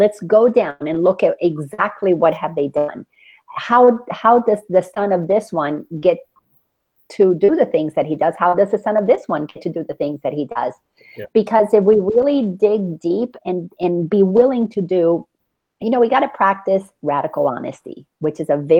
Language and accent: English; Dominican Republic; now in United States; I grew up in the Dominican Republic